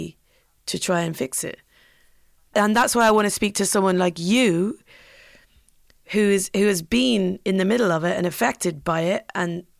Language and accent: English; Ireland; now in London, United Kingdom; I'm Irish, so I don't consider myself British at all